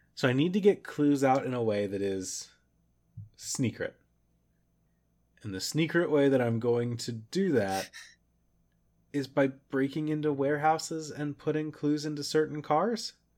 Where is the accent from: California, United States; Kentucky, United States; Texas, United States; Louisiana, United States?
Kentucky, United States; Florence; Florence is also the name of my hometown